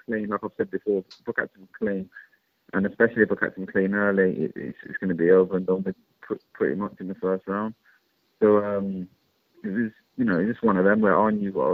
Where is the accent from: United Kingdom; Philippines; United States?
United Kingdom; Birmingham, West Midlands; my hometown of Birmingham